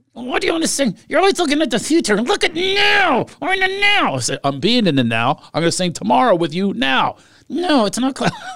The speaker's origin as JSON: {"language": "English", "region": "Pennsylvania", "country": "United States", "tie": "born or raised there", "moved": "yes", "said": "I grew up in Pennsylvania"}